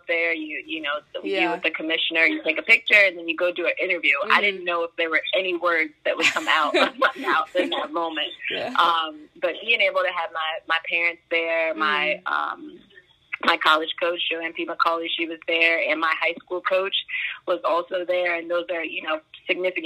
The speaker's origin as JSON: {"language": "English", "town": "Fairfax", "region": "Virginia", "country": "United States", "tie": "born or raised there", "said": "I'm from Virginia, mm-hmm. Northern Virginia is home for me. I grew up in Fairfax"}